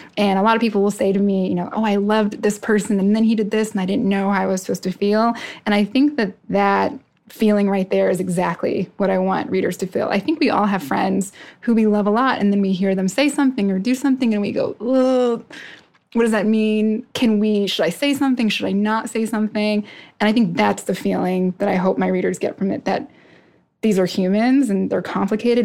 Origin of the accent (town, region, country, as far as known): Tucson, Arizona, United States; born or raised there; also born or lived in New York City / Arkansas / Iowa; now in Philadelphia, United States